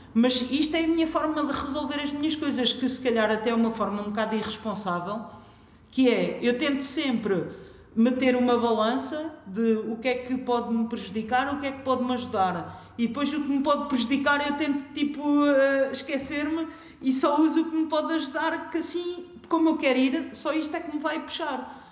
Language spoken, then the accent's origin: Portuguese; Figueira da Foz, Coimbra District, Portugal; eu cresci na Figueira da Foz